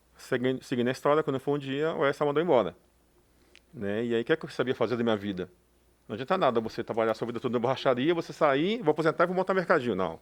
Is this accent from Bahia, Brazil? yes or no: yes; Salvador, Bahia, Brazil; moved away; Sou baiano, nordestino